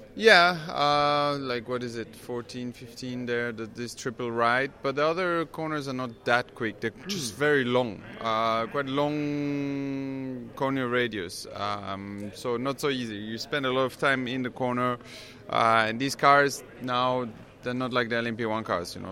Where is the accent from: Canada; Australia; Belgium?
Belgium; I grew up in Belgium